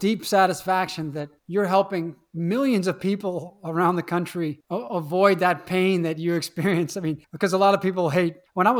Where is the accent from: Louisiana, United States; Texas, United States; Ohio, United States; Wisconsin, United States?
Louisiana, United States; New Orleans; growing up in New Orleans, even in the winter, you'd have 85 degrees and 95% humidity in the winter months.